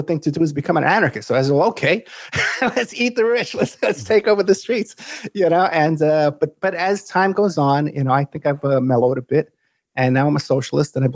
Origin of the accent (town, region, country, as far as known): New York City, New York, United States; born or raised there; moved away; also born or lived in Nevada